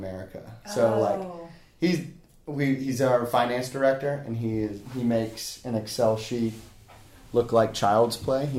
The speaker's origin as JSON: {"language": "English", "town": "Charleston", "region": "South Carolina", "country": "United States", "tie": "born or raised there", "said": "I grew up in West Ashley."}